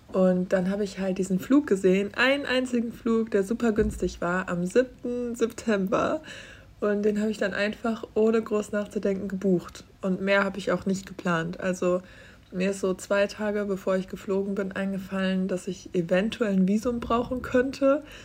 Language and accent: German; Germany; ich bin auf dem Land aufgewachsen